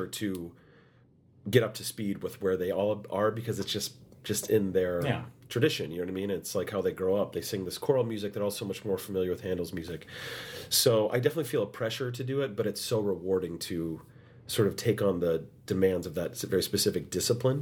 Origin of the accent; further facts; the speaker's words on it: United States; the only American in that cast